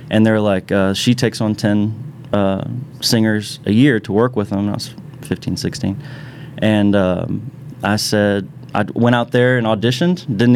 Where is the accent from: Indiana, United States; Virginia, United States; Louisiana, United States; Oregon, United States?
Virginia, United States; Mechanicsville; I'm originally from Mechanicsville, Virginia, just outside of Richmond.